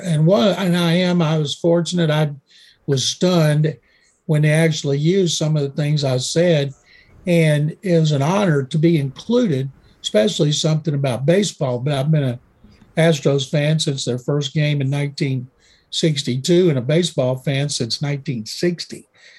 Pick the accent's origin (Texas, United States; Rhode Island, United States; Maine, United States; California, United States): Texas, United States; born or raised there